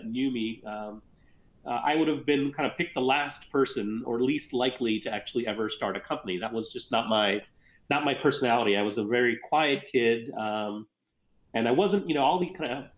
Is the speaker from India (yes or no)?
yes; Gujarat, India; also born or lived in Ankleshwar, Gujarat; I was born in a small town in Gujarat called Ankleshwar.